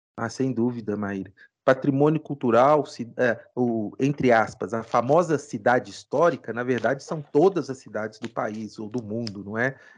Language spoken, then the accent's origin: Portuguese; Ouro Preto, Minas Gerais, Brazil; eu sou ouro pretano, eu nasci em Ouro Preto, estudei direito aqui